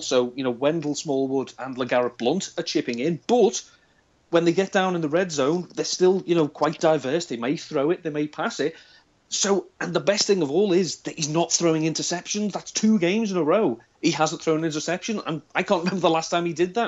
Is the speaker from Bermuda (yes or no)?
no; Liverpool, North West England, United Kingdom; accent: Scouse; I'm from Liverpool, but I don't have the classic Scouse accent, as it were. But the further away from Liverpool I get, the more Scouse I sound.